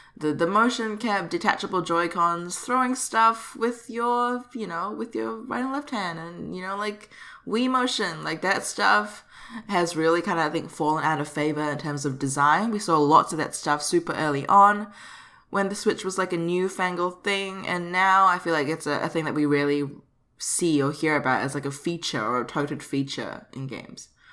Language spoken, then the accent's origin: English; Singapore; repping um, my home country